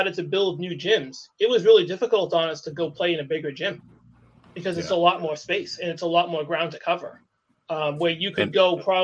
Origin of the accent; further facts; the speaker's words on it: Acushnet, Massachusetts, United States; when I was growing up in Acushnet